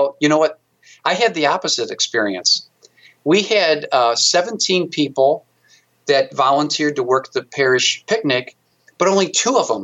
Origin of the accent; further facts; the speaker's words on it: St. Louis, Missouri, United States; I was fortunate as heck to work for the brewery